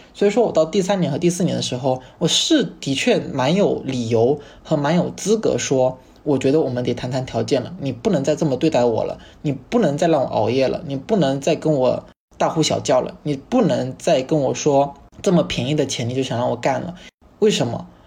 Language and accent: Chinese; Fujian, China; moved away as an adult; also born or lived in Chengdu; 因为我在我们附件算非常懒散